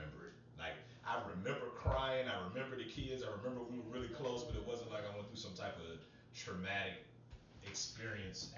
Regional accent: Chester, Virginia, United States; moved away as an adult; also born or lived in Oklahoma / Germany / Iowa; now in North Carolina, United States; I ended up growing up in Chester for the remainder of that time

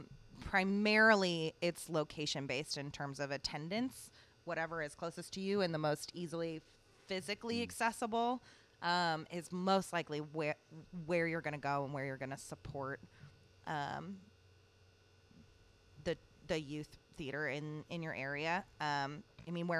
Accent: Columbia, Missouri, United States; now in Seattle, United States; that's how my hometown was too. University of Missouri is in Columbia

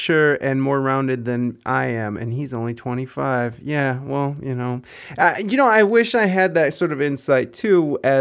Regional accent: Toledo, Ohio, United States; also born or lived in Southern California; I'm from Ohio, Toledo, Ohio. There's not a whole lot of culture here

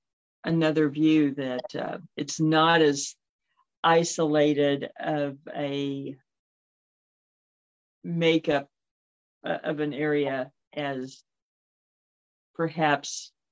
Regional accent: Joplin, Missouri, United States; growing up in the Joplin area

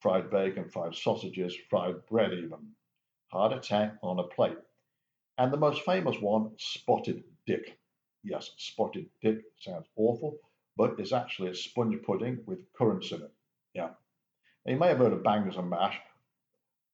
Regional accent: Coventry, West Midlands, United Kingdom; I was born in, Coventry

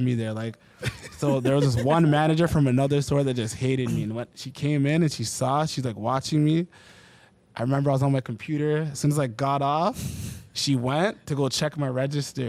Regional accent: Oakville, Ontario, Canada; I'm from Oakville

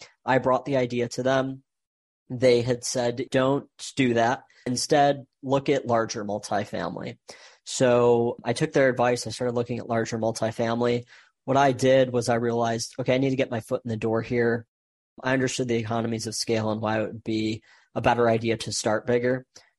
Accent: Michigan, United States; I was born and raised in Michigan, went to Michigan State

